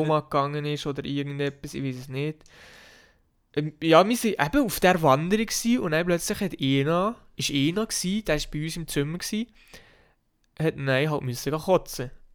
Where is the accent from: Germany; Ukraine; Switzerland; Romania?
Switzerland; bei uns in der Schweiz